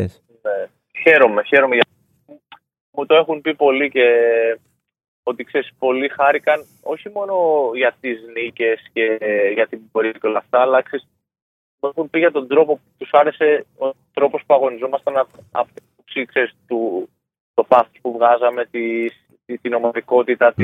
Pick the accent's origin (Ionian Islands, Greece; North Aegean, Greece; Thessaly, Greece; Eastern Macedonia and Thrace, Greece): North Aegean, Greece; Chios; το πόλο ήταν ας πούμε για το νησί μου